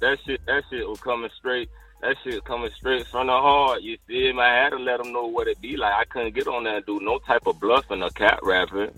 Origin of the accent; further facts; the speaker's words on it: St. Petersburg, Florida, United States; I'm from St. Pete